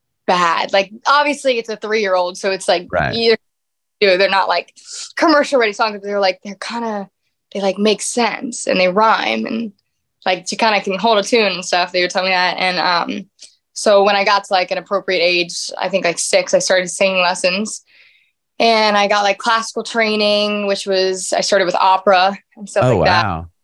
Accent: Louisiana, United States; now in Nashville, United States; Yes. Yes. A small little town in Louisiana.

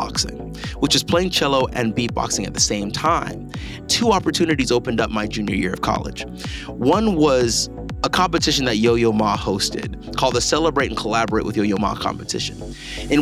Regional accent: Owensboro, Kentucky, United States; moved away; also born or lived in Pasadena, California; I was born in Pasadena. My dad and my mom, they're both from Nigeria and Grenada, respectively. They decided to move to Owensboro, Kentucky. And that's where I was raised.

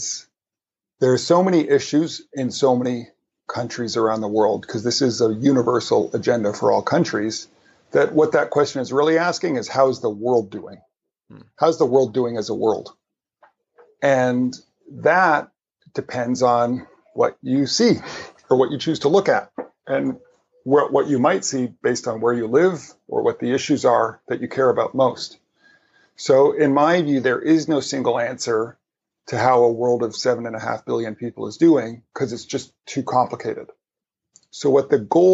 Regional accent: Canada; I'm Canadian

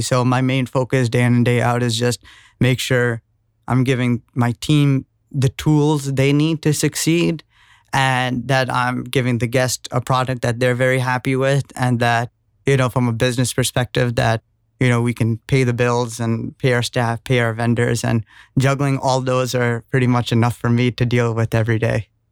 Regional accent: New York City, New York, United States; being born and brought up in New York

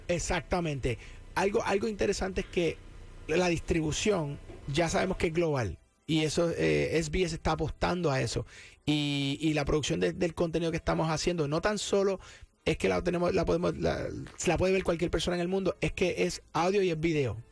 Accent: Cabo Rojo, Puerto Rico; accent: Puerto Rican; now in San Juan, Puerto Rico; de allá, natural de Cabo Rojo y adoptado en San Juan hace muchos años. Este, pero sí, Boricua

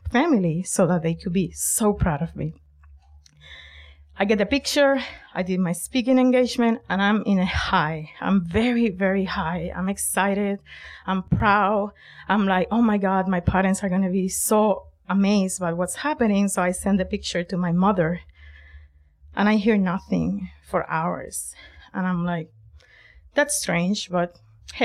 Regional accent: Puerto Rico; moved away as an adult; now in Boston, United States; the trio songs that we used to sing back in Puerto Rico

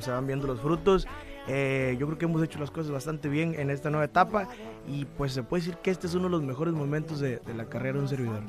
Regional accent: Culiacán, Sinaloa, Mexico; also born or lived in Durango / Michoacán; mí me llevan a vivir a Culiacán y pues ahí fue donde, crecimos

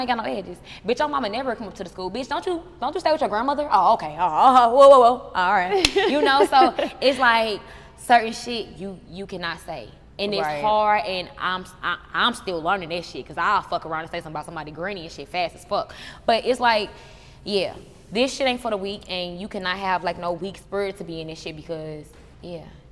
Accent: St. Louis, Missouri, United States; I'm from the Lou

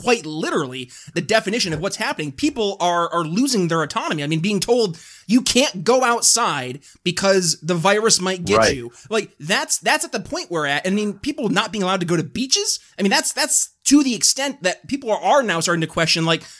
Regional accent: New York, United States; my home state, New York

